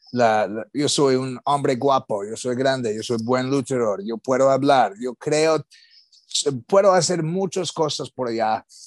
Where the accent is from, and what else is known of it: United States; Spanish is a second language